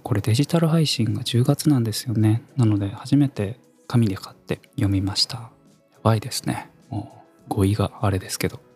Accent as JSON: {"language": "Japanese", "region": "Kumamoto", "country": "Japan", "tie": "born or raised there", "also_born_or_lived": "Fukuoka / Tokyo", "moved": "as an adult", "said": "十八歳から福岡、三十歳から東京で暮らし、三十五歳で会社を辞め、地元の熊本"}